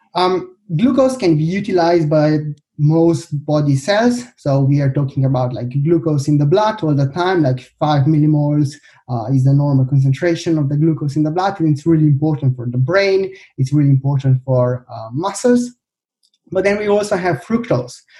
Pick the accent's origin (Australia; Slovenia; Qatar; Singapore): Slovenia; also born or lived in Birmingham, United Kingdom; I come from Slovenia.